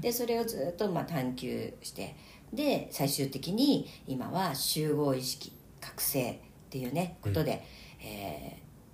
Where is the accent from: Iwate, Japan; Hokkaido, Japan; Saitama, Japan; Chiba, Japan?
Saitama, Japan; Omiya; also born or lived in Nishi-Shinjuku, Tokyo; now in Tokyo, Japan; 埼玉のね、うん、えー、大宮生まれで今はね、うん、え新宿西新宿に住みました